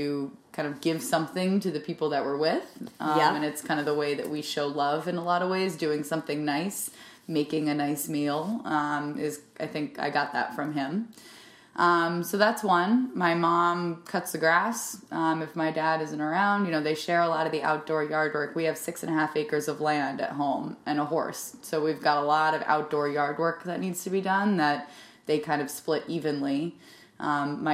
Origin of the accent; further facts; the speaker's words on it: Narragansett, Rhode Island, United States; I grew up in Rhode Island with a family that loves being outside